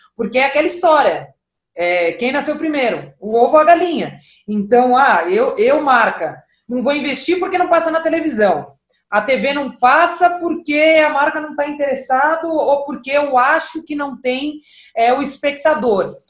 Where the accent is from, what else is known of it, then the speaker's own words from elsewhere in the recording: São Paulo, Brazil; eu comecei a jogar com seis anos de idade, aqui em São Paulo, sou, sou paulista, da Zona Norte de São Paulo